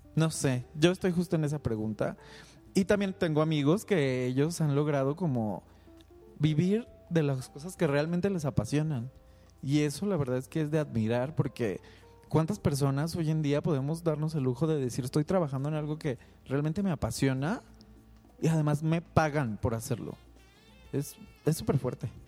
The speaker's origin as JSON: {"language": "Spanish", "town": "Guadalajara", "region": "Jalisco", "country": "Mexico", "tie": "born or raised there", "said": "soy originario de Guadalajara"}